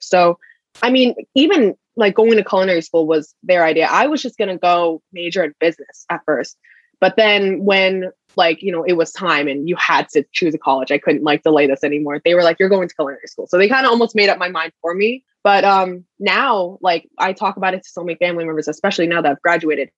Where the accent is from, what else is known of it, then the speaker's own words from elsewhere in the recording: Connecticut, United States; moved away as an adult; I'm from Connecticut personally